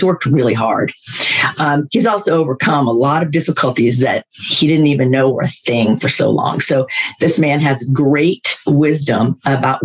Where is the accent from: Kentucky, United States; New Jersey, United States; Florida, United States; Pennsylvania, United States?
Florida, United States; I'm from Florida, so we're football people